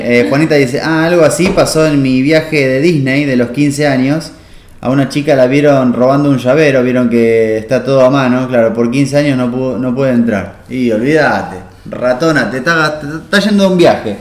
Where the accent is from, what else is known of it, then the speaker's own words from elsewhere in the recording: Buenos Aires, Argentina; nuestro país, por lo menos, o nuestro, donde nosotros nos criamos, eh, en Buenos Aires